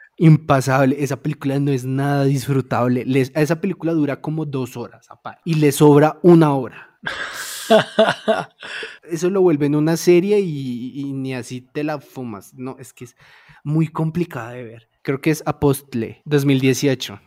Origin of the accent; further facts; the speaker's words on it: Bogotá, Colombia; nosotros como bogotanos